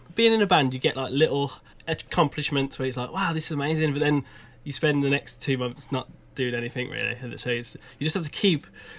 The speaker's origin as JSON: {"language": "English", "town": "Birmingham", "region": "West Midlands", "country": "United Kingdom", "said": "I'm from Birmingham, from quite a standard family. Just people from Birmingham just go to work, basically, and just work. My dad's an electrician."}